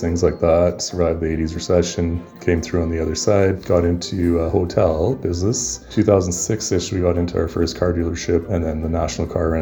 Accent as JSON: {"language": "English", "region": "Alberta", "country": "Canada", "tie": "born or raised there", "said": "growing up in Alberta"}